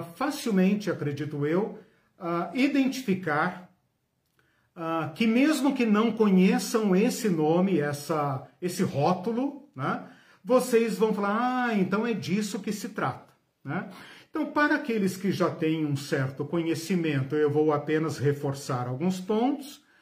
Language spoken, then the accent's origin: Portuguese; Curitiba, Paraná, Brazil; sou daqui de Curitiba